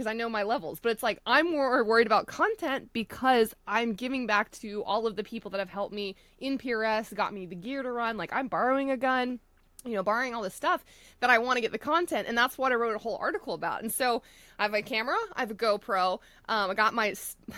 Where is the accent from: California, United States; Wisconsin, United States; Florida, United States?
Florida, United States; moved away; I come from Florida where it's flat